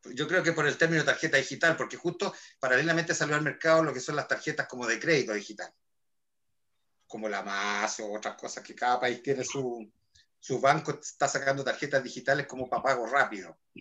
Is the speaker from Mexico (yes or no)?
no; Chile; soy chileno